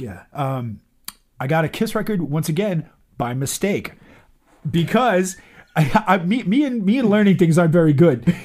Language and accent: English; Boston, Massachusetts, United States; I grew up on Beacon Street